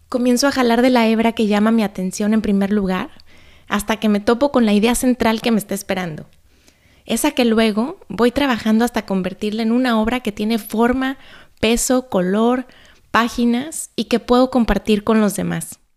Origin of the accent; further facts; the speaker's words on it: Guadalajara, Jalisco, Mexico; born there; Quizá no lo sabes, pero yo nací en Guadalajara. En esa ciudad vivieron hace muchos años mis abuelos maternos.